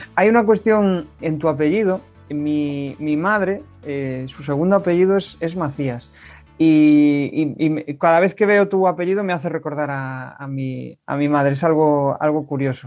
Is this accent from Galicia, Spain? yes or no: yes; Galicia, Spain; accent: gallego; mi acento es gallego de pura cepa